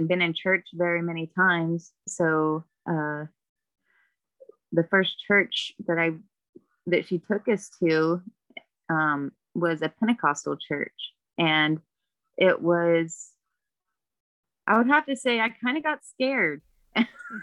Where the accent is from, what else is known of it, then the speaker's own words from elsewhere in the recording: Oklahoma, United States; also born or lived in Stillwater, Oklahoma / Georgia / Kentucky; I'm originally from Oklahoma, was born in Stillwater, but, my mom moved when I was 2